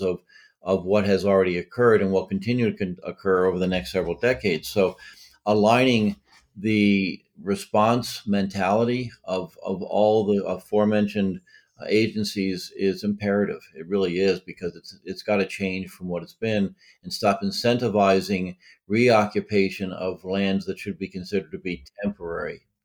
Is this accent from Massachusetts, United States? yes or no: yes; Massachusetts, United States; now in Delaware, United States; I live here in Delaware. I'm from Massachusetts originally.